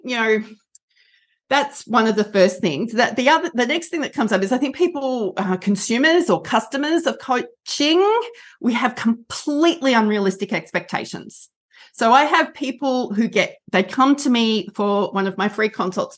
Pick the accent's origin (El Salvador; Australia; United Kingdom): Australia; I'm an Australian, which is why I sound like this.